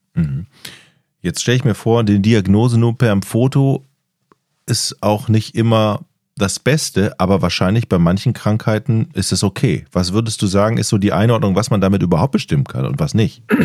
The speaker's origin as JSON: {"language": "German", "area": "Düsseldorf area", "region": "North Rhine-Westphalia", "country": "Germany", "also_born_or_lived": "northern Germany", "said": "ich komme aus dem Düsseldorfer Raum"}